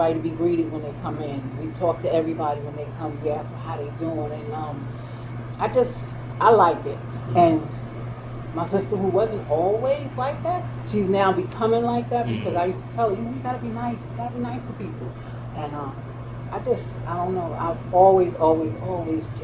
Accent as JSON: {"language": "English", "region": "New York", "country": "United States", "moved": "yes", "said": "I worked in the food industry back in New York because I'm from New York"}